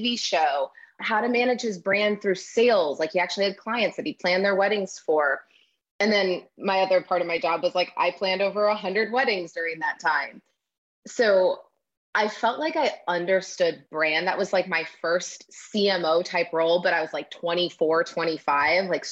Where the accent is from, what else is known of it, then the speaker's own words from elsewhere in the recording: Midwest, United States; I grew up in the Midwest, a town of 800